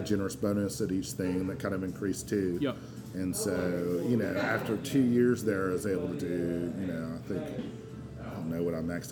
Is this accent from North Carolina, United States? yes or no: yes; Asheville, North Carolina, United States; also born or lived in Edinburgh, Scotland; we moved to Asheville when I was only two months old, so I've been in North Carolina ever since